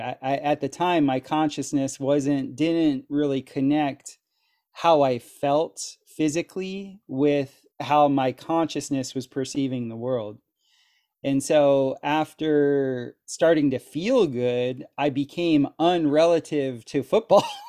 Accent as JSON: {"language": "English", "region": "South Florida", "country": "United States", "tie": "born or raised there", "moved": "as an adult", "lives_now": "Costa Rica", "said": "where I grew up in South Florida, we had lots of hurricanes"}